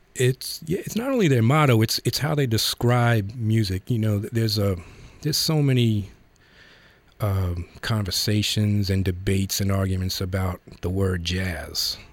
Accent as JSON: {"language": "English", "region": "New York", "country": "United States", "tie": "born or raised there", "said": "we grew up in the Bronx."}